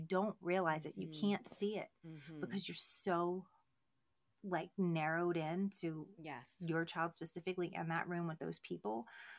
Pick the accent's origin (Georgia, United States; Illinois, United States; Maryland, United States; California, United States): Maryland, United States; Baltimore; I started out with conversation. I'm from Baltimore. I'm like, why are you being nice to me?